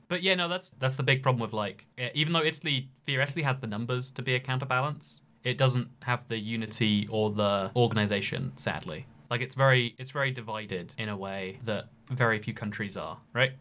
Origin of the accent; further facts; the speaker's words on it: United Kingdom; I am a British person